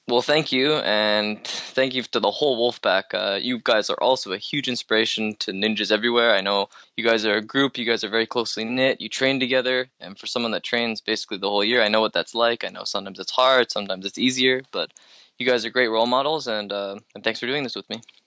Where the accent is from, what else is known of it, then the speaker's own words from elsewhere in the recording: Canada; I'm only Canadian